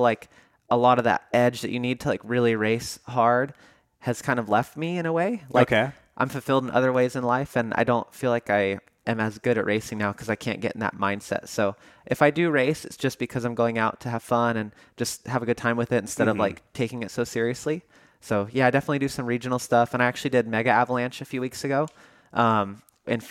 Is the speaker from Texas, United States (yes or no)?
no; Chico, California, United States; Chico, California, which is my hometown